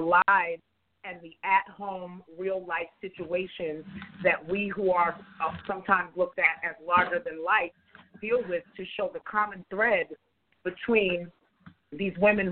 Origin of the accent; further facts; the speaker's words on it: New York, United States; I was born and raised in New York